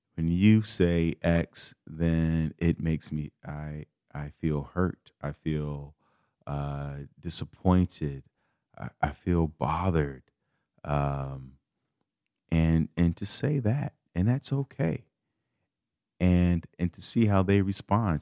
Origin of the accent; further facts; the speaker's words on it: Chicago, Illinois, United States; I'm from Chicago